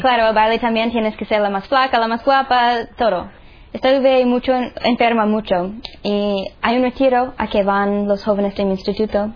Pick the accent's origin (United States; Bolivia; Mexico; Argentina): United States; Nashville, Tennessee; Spanish is a second language; moved away; soy de Estados Unidos, um, de Nashville, Tennessee. Crecí allí